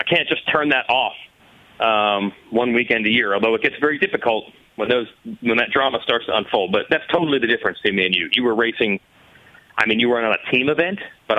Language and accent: English; United States; I am American